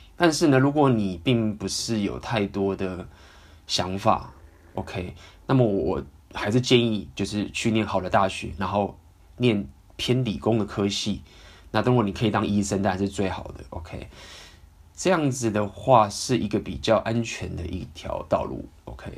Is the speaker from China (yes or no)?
no; Taiwan; 因为毕竟我也是从小在台湾这样长大